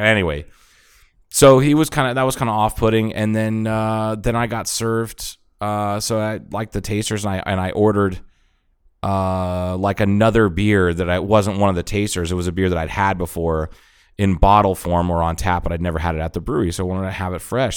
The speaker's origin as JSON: {"language": "English", "region": "Ohio", "country": "United States", "tie": "born or raised there", "moved": "yes", "said": "I grew up in Ohio"}